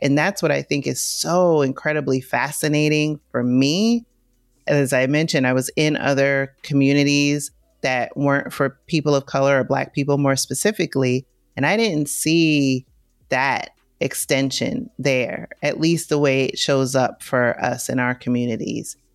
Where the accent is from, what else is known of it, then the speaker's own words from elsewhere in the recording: New York City, New York, United States; I come from New York City. I grew up in the Bronx